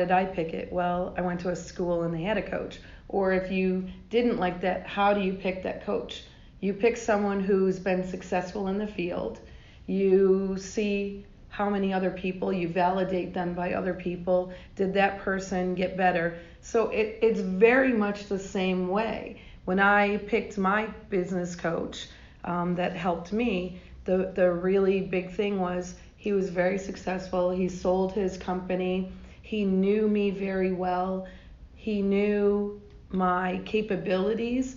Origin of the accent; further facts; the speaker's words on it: New York, United States; also born or lived in Georgia; now in Atlanta, United States; I grew up in New York in the ghetto